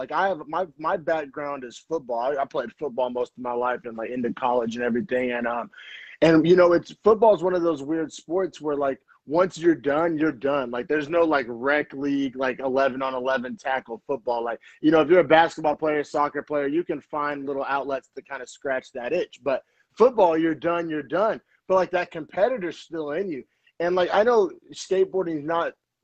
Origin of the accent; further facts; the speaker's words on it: Norman, Oklahoma, United States; moved away as an adult; now in Bay Area, United States; I'm originally from Norman, Oklahoma